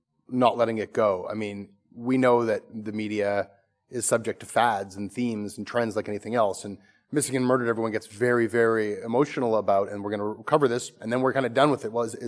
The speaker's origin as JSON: {"language": "English", "town": "Toronto", "region": "Ontario", "country": "Canada", "tie": "born or raised there", "said": "It's just like this part of Canada that you always kind of knew existed growing up in Toronto"}